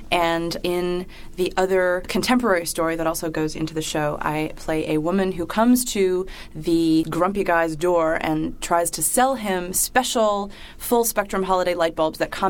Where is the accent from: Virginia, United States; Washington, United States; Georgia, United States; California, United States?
Virginia, United States; I founded it when I came up here from Virginia